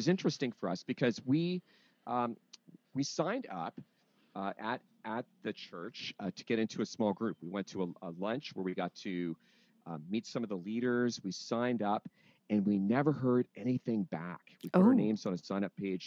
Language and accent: English; London, United Kingdom; moved away as an adult; also born or lived in Wheaton, Illinois, United States; I'm originally from London, but ended up going to school in the States